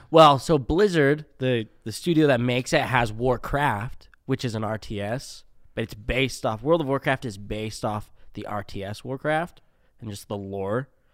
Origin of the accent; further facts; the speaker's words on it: Spanish Fork, Utah, United States; born and raised in Utah, down in Spanish Fork